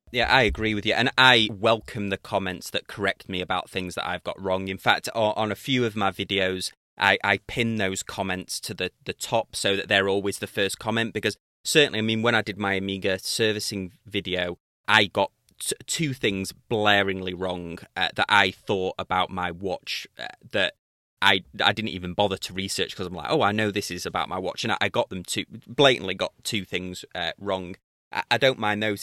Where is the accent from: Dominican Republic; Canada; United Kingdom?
United Kingdom; accent: British; my British accent